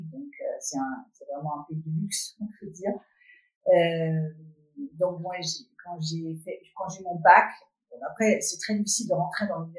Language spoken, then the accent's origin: French; Copenhagen, Capital Region of Denmark, Denmark; French is a second language; moved away as an adult; also born or lived in Belgium; now in Paris, France; j'ai vécu euh, bon, la plupart de mon enfance et jeunesse à Copenhague, mais j'ai vécu aussi 4 ans en Belgique. C'est là où j'ai appris à parler les langues étrangères. Je parle trois, trois langues vraiment, euh, anglais aussi, danois.